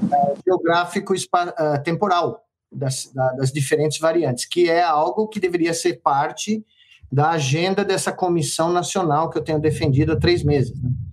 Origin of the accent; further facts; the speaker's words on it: Brazil; moved away as an adult; also born or lived in United States; como brasileiro